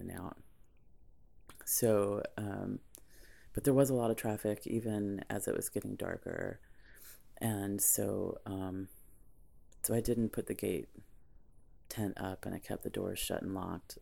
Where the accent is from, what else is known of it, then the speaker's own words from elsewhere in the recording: Tennessee, United States; moved away; I grew up in Tennessee